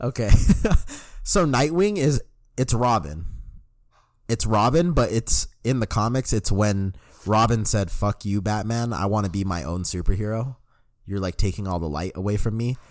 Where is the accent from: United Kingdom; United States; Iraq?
United States; Denver, Colorado; born or raised there